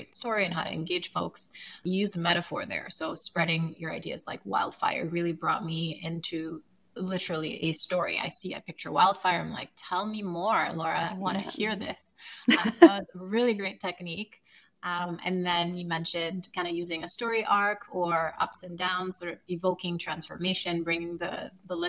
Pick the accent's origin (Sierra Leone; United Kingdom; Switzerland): Sierra Leone; also born or lived in Ukraine; now in United States; I was born in Ukraine. I grew up in Sierra Leone during a war.